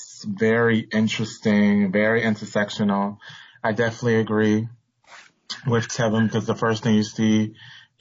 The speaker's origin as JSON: {"language": "English", "town": "New York City", "region": "New York", "country": "United States", "tie": "born or raised there", "said": "I am born and raised in Bronx, New York City."}